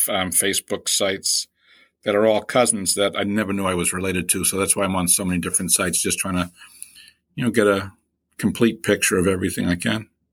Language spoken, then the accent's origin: English; Boston, Massachusetts, United States; accent: East Coast; I'm from Boston, from Boston's Hyde Park section